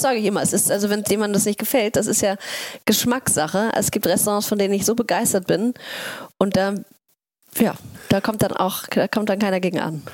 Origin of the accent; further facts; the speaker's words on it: Hamburg, Germany; also born or lived in Oslo; ich bin in Othmarschen aufgewachsen